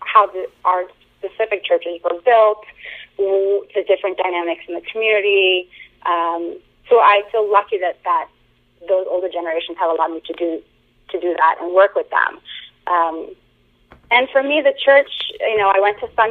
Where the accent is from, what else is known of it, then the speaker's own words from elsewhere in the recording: Boston, Massachusetts, United States; I'm American-born, so I was born and raised in the Boston area